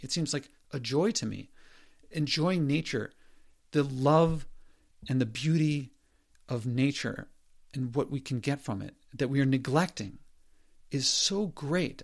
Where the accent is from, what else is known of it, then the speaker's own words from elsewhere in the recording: Philadelphia, Pennsylvania, United States; Growing up in Philadelphia in the seventies